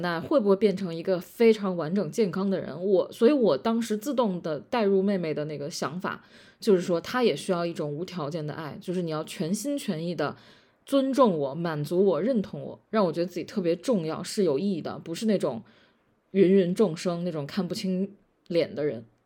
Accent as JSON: {"language": "Chinese", "region": "Beijing", "country": "China", "said": "我作为北京人"}